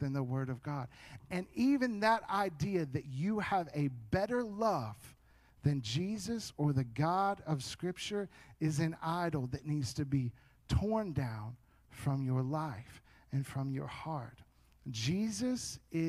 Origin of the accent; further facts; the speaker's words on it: United States; I am an American through and through.